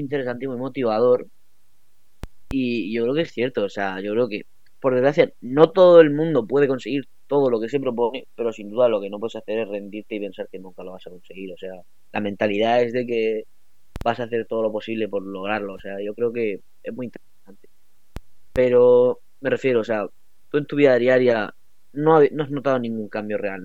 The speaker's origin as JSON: {"language": "Spanish", "region": "Region of Murcia", "country": "Spain", "said": "la imagen que damos de, de la región en Murcia"}